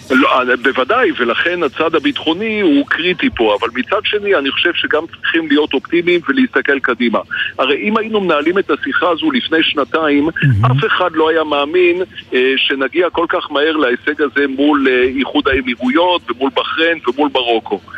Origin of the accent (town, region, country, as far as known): Israel